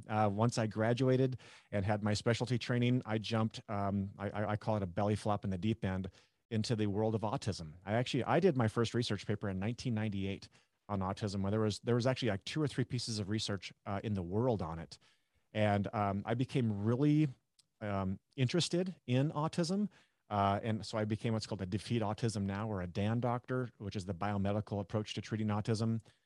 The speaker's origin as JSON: {"language": "English", "region": "North Dakota", "country": "United States", "tie": "born or raised there", "said": "I grew up in North Dakota"}